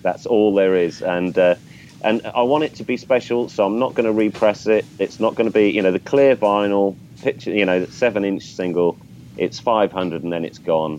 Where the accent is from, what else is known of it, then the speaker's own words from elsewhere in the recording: England, United Kingdom; I'm English